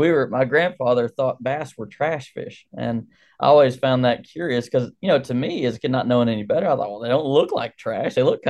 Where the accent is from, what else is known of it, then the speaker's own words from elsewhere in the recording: Texas, United States; when I was a kid growing up in North Texas, we didn't have a lot, so we weren't fishing for fun at the time.